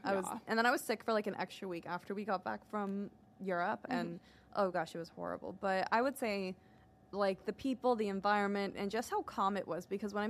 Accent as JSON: {"language": "English", "region": "Leinster", "country": "Ireland", "tie": "born or raised there", "said": "I grew up in Dublin County, but I grew up in like a small town that was 20-30 minutes outside of Dublin City."}